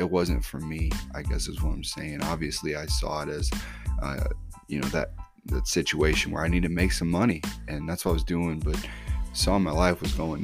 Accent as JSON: {"language": "English", "town": "Vienna", "region": "Missouri", "country": "United States", "tie": "born or raised there", "also_born_or_lived": "St. Louis, Missouri", "said": "I spent most of my life out here in a little town called Vienna, Missouri."}